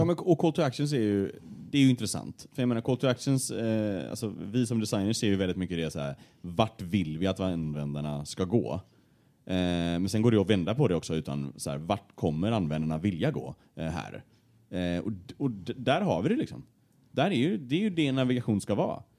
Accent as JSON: {"language": "Swedish", "town": "Gothenburg", "region": "Västra Götaland", "country": "Sweden", "accent": "Gothenburg dialect (göteborgska)", "said": "bredde på min göteborgska"}